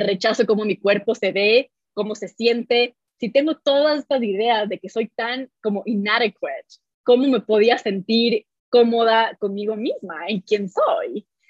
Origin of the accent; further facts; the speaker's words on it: Ecuador; nací y crecí en Ecuador